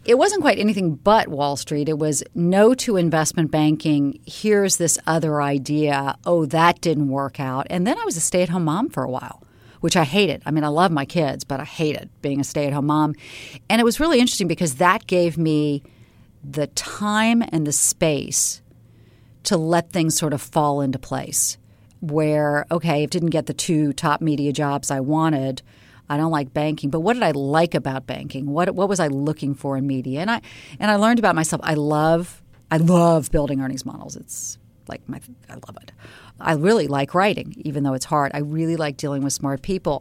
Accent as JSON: {"language": "English", "town": "Charleston", "region": "South Carolina", "country": "United States", "tie": "born or raised there", "moved": "yes", "said": "I grew up in Charleston, South Carolina"}